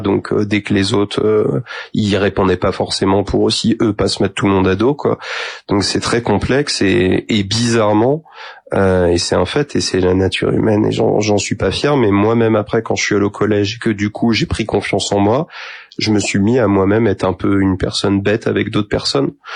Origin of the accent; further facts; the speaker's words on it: Saint-Mathurin-sur-Loire, Pays de la Loire, France; also born or lived in Angers; j'ai grandi après à Saint-Mathurin, euh, donc entre Angers et Saumur